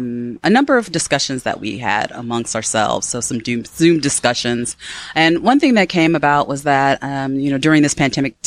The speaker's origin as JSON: {"language": "English", "town": "Chicago", "region": "Illinois", "country": "United States", "said": "Myself, I'm from Chicago, and my family roots are from the South, Mississippi and Tennessee."}